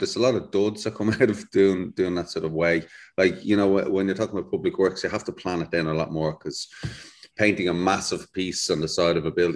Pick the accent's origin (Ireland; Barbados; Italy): Ireland; Dublin, Leinster; moved away as an adult; also born or lived in London; I'm from Dublin, lived in the city